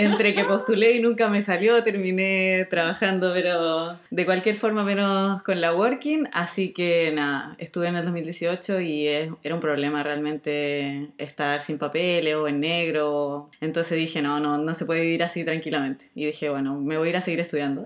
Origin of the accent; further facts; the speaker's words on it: Chile; now in Spain; somos todos chilenos